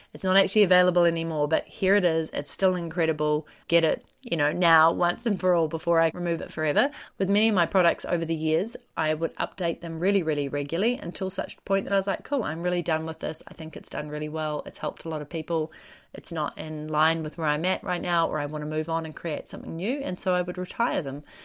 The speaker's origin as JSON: {"language": "English", "country": "New Zealand", "said": "I'm a New Zealander"}